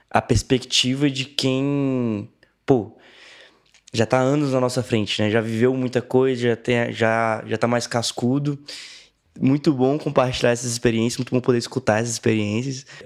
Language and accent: Portuguese; Brasília, Federal District, Brazil; eu sou atleta, né? E eu vim de Brasília para cá